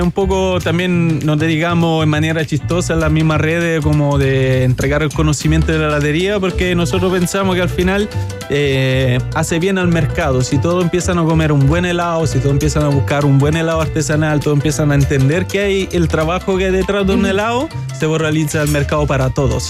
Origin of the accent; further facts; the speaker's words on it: Italy; moved away as an adult; also born or lived in Moscow, Russia; now in Chile; nací en Moscú, pero desde chiquitito hace eh, cuando tenía dos años, mi papá emigraron a Italia y ahí viví toda mi vida